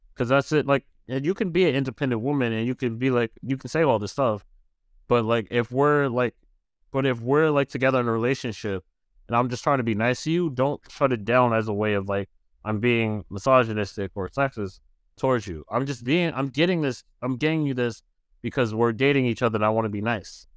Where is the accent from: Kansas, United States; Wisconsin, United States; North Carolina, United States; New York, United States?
New York, United States; as a New Yorker